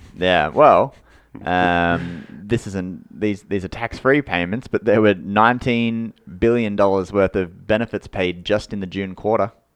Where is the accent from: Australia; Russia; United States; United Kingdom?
Australia; we're Australian